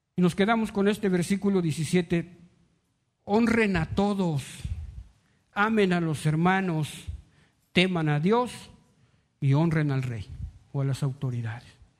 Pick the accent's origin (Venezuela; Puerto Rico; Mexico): Mexico